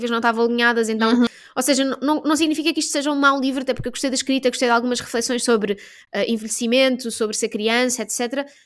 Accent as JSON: {"language": "Portuguese", "country": "Portugal", "said": "tanto fazer um franguinho assado, porque eu sou portuguesa, mas eu não vi frangos."}